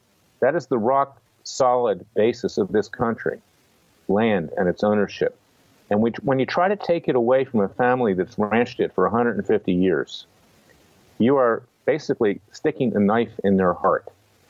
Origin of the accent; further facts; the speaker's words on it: Philadelphia, Pennsylvania, United States; I was born in Philadelphia, Pennsylvania, and that's the East Coast.